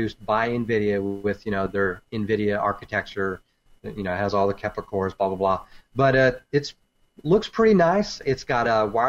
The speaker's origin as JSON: {"language": "English", "region": "Texas", "country": "United States", "said": "I'm from Texas."}